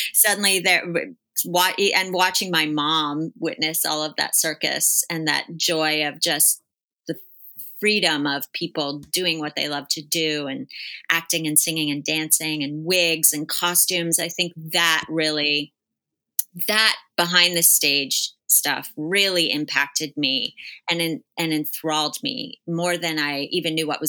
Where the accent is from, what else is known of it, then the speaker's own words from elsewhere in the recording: Bergen County, New Jersey, United States; I'm from Bergen County, New Jersey.